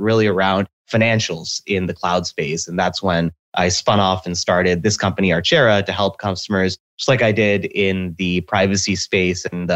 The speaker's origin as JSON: {"language": "English", "town": "Seattle", "region": "Washington", "country": "United States", "tie": "born or raised there", "said": "I was born and raised in Seattle."}